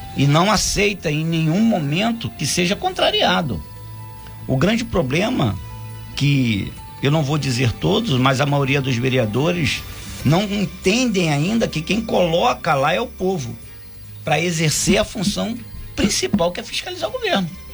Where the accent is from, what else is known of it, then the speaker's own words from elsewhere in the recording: Rio de Janeiro, Brazil; now in Angra dos Reis, Brazil; Eu sou do Rio de Janeiro, vim morar em Angra em 84